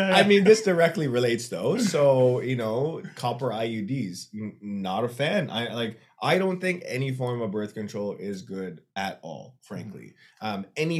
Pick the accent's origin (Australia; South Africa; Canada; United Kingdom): Canada; now in United States; My vision is growing the company where it works, where I'm Canadian and American.